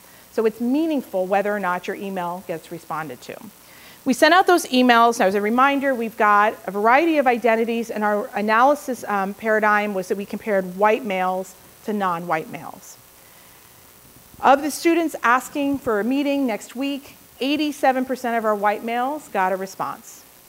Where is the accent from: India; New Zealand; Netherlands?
India; Everybody's going to want them. I'm Indian.